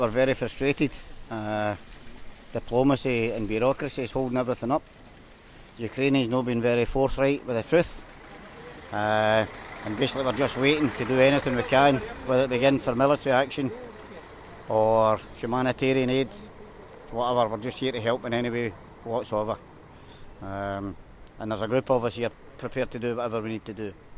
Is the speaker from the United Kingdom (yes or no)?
yes; Glasgow, Scotland, United Kingdom; I'm from Glasgow